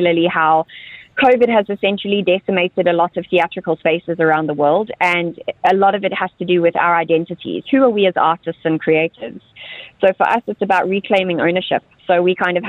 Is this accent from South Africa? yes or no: yes; South Africa; moved away; South Africa, my home country